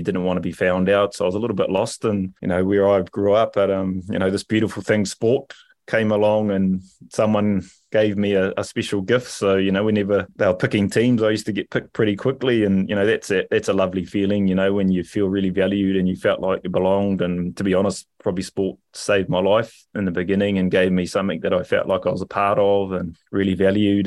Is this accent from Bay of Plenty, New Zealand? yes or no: yes; Rotorua, Bay of Plenty, New Zealand; I come from a, a beautiful little city called Rotorua